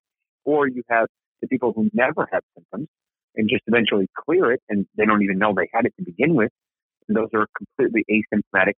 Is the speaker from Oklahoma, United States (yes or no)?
no; Massachusetts, United States; moved away; I'm from Massachusetts. My parents live in Massachusetts